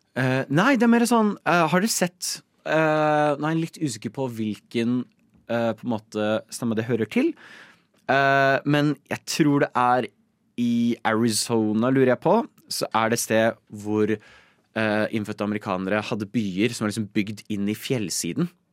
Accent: Nittedal, Akershus, Norway; jeg er uh, fra Nittedal

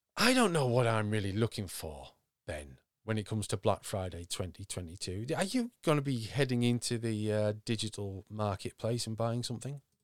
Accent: Yorkshire and the Humber, United Kingdom; I'm from Yorkshire

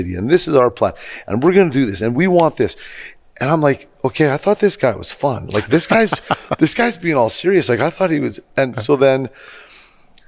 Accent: St. Albert, Alberta, Canada; I grew up on Sunnyside. So if you're familiar with St. Albert, it's the S's.

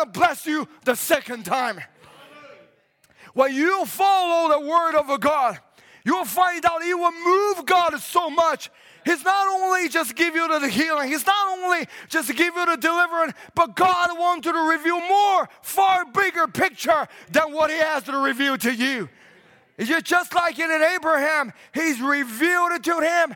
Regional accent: China; now in Canada; I come from China and coming into Canada

